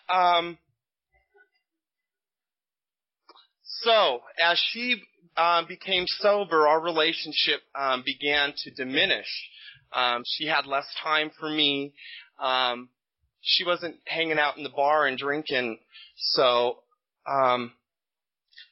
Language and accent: English; Bakersfield, California, United States; now in Sacramento, United States; I was born and raised in Bakersfield, which is scary, but I've been here a long time, so this is my home.